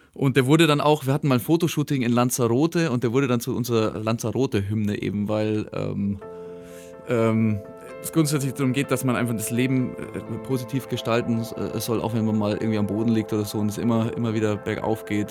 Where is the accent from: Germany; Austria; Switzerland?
Germany; Rott, Bavaria; Ich komme aus Rott.